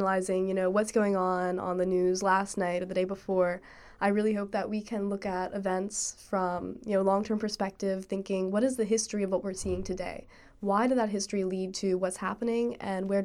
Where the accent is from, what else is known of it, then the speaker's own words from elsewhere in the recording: Annapolis, Maryland, United States; I'm from Annapolis, Maryland